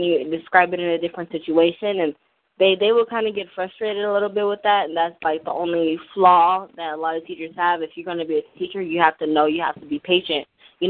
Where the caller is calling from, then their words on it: Las Vegas, Nevada, United States; I'm calling in from Las Vegas.